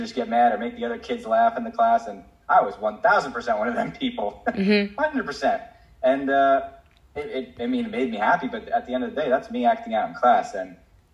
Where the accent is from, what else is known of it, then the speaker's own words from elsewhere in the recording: New Jersey, United States; moved away; I was actually living in Jersey. I'm from New Jersey